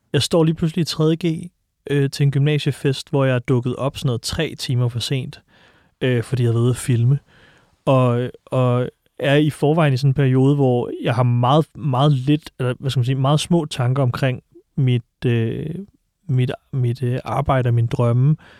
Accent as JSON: {"language": "Danish", "town": "Silkeborg", "region": "Central Denmark Region", "country": "Denmark", "tie": "born or raised there", "moved": "yes", "lives_now": "Copenhagen, Denmark", "said": "Jeg voksede op i Silkeborg"}